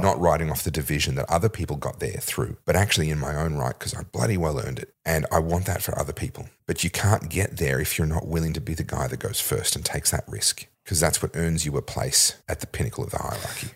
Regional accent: Victoria, Australia; my home state

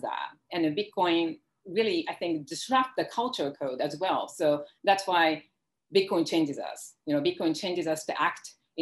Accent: Japan; now in United States; I grew up in Japan.

